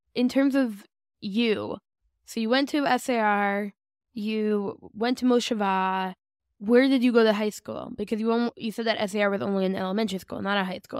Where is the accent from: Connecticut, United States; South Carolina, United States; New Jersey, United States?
New Jersey, United States; West Orange; now in Ramat Beit Shemesh, Israel; I'm from West Orange.